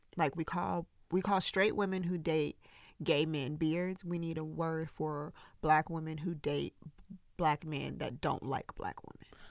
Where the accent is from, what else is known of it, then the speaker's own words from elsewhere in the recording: the South, United States; I grew up in the South